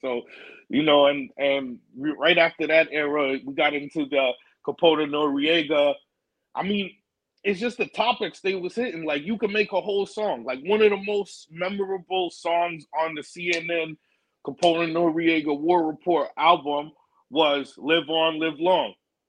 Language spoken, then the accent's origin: English; Canada; also born or lived in New York / Arizona; I did like half of my growing up in Canada and then half of my growing up in New York and Arizona.